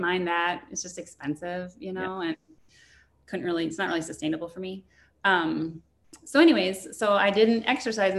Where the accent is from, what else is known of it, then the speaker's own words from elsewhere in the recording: Minnesota, United States; pasty white from being a Minnesotan